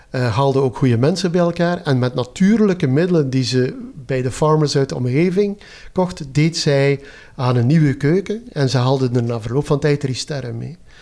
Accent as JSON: {"language": "Dutch", "town": "Zerkegem", "region": "Flanders", "country": "Belgium", "tie": "born or raised there", "also_born_or_lived": "Ghent", "said": "ik ben geboren in Zerkegem. Dat is een gat in de grond in West-Vlaanderen."}